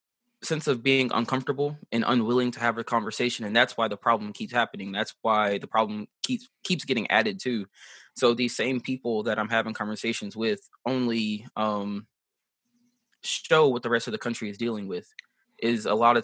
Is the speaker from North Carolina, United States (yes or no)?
yes; Sanford, North Carolina, United States; I grew up here in Sanford, North Carolina